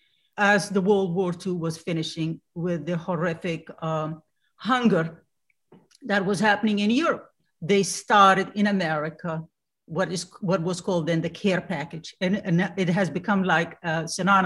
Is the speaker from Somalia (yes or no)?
yes; Somalia; English is a second language; moved away as an adult; now in United States; I'm a Somali